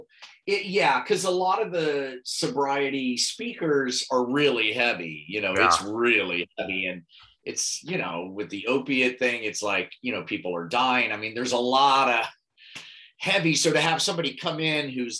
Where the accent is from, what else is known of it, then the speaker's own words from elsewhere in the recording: Overland Park, Kansas, United States; moved away as an adult; also born or lived in Chicago, Illinois; now in Los Angeles, United States; I'm from Kansas. I'm from Overland Park, which is outside of Kansas City